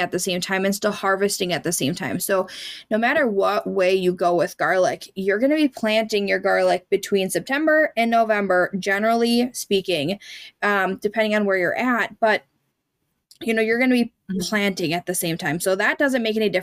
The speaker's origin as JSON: {"language": "English", "region": "Minnesota", "country": "United States", "tie": "born or raised there", "said": "it's like a holiday thing in Minnesota where we have like a 3-day school week, 2 days off, Thursday, Friday off, and that was like a big thing growing up"}